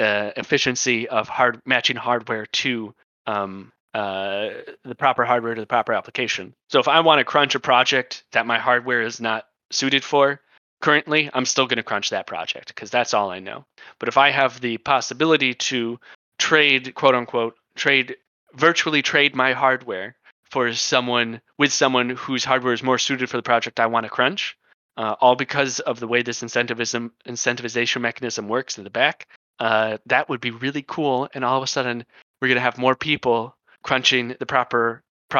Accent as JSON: {"language": "English", "country": "United States", "said": "I am American"}